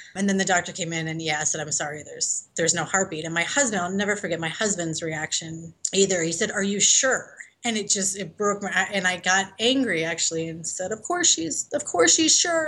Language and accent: English; Chicago, Illinois, United States; moved away as an adult; also born or lived in New Zealand; now in Denver, United States; I'm originally from Chicago